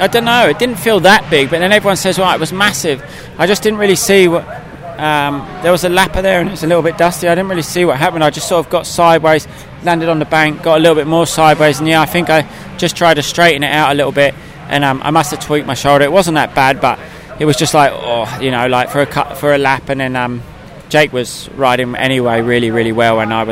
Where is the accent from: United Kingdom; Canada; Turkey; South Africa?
United Kingdom; as a British rider